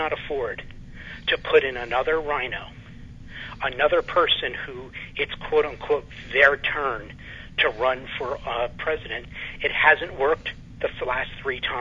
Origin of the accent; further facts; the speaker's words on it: New England, United States; I grew up in New England